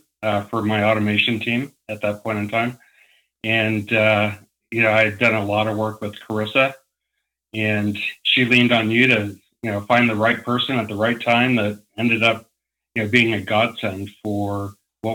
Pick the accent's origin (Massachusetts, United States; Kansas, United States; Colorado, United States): Colorado, United States; Parker; also born or lived in Englewood, Colorado / Breckenridge, Colorado; I was born outside of Denver in a town called Inglewood and lived there for a number of years. As I got older, we moved farther out from Denver to a town called Parker